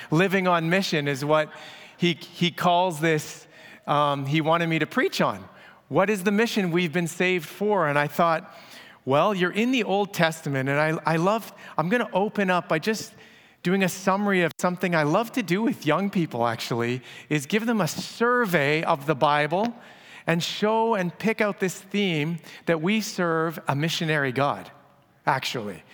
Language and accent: English; Abbotsford, British Columbia, Canada; my hometown of Abbotsford